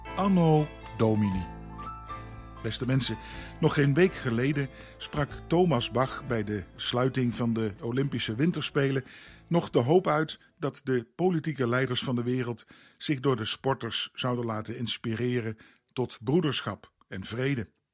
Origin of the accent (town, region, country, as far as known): Netherlands